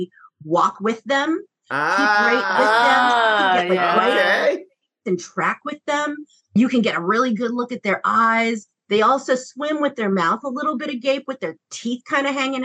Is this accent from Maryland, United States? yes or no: yes; Maryland, United States; I'm Chinese American. I was born in Maryland